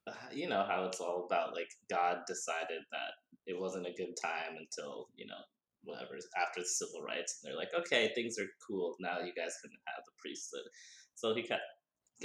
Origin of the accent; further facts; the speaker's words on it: Provo, Utah, United States; I was born in Provo, Utah, to my mom and dad